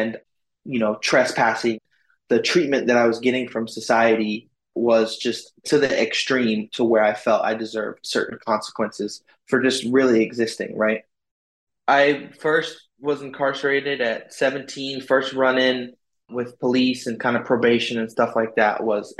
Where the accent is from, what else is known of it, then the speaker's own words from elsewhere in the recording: Oakland, California, United States; I'm literally in the neighborhood that I grew up with, you know, or just south of the neighborhood I grew up with here in Oakland